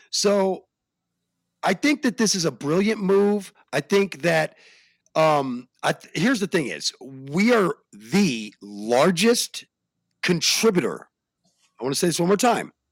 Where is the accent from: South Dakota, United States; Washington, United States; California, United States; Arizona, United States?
Arizona, United States; Phoenix; also born or lived in Europe; now in Colorado, United States; I grew up all over the country and Europe, even if you really want to know the truth. But uh, but my hometown is Phoenix. My birth town is actually here where I live now in Colorado.